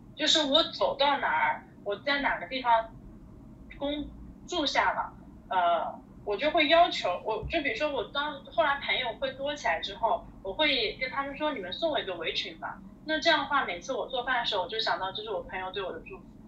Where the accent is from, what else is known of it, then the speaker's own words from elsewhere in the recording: Zhejiang, China; moved away; 我是浙江人啊